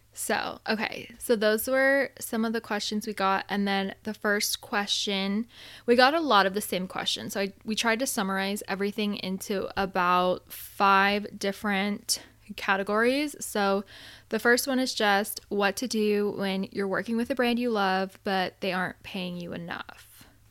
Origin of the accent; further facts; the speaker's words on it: Arizona, United States; also born or lived in Southern California; now in California, United States; I'm from Arizona and so I didn't grow up with like a ton of snow